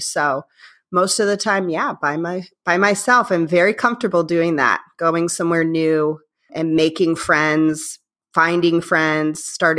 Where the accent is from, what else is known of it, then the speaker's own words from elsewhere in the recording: Indiana, United States; I grew up in Northwest Indiana, the region, as people call it. It's about 20 minutes outside of Chicago.